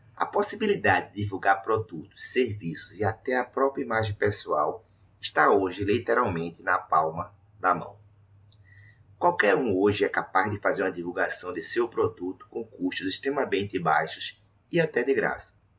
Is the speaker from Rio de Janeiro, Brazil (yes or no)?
no; Recife, Pernambuco, Brazil; atuando da minha cidade natal, Recife